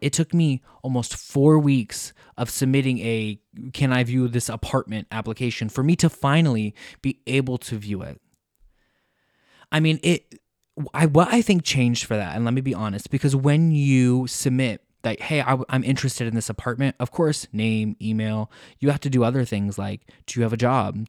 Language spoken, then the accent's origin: English; United States; moved away as an adult; also born or lived in Cork, Ireland; now in Mannheim, Germany; We're from the United States